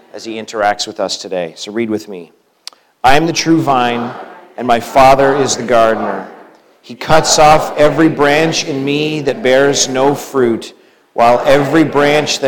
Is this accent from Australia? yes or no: no; Canada; moved away as an adult; now in United States; as a Canadian now coming down to the U.S.